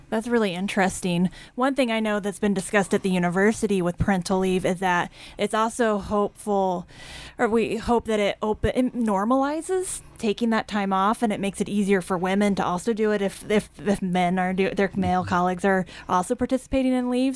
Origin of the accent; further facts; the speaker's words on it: Kansas, United States; now in Idaho, United States; as a Kansan